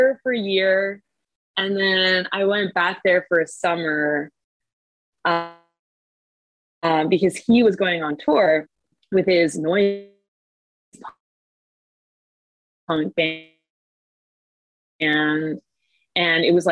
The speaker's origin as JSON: {"language": "English", "country": "Canada", "lives_now": "Montreal, Canada", "said": "I'm Canadian"}